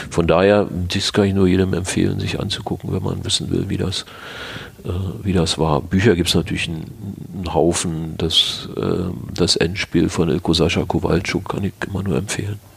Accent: Berlin, Germany; wir kommen ja nur alle aus dem Bezirk Pankow, wo Weißensee dazugehört

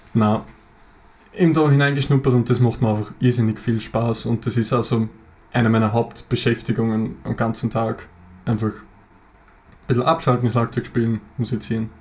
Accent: Lower Austria, Austria; Wir sind aus Österreich, wie man es wahrscheinlich hören kann

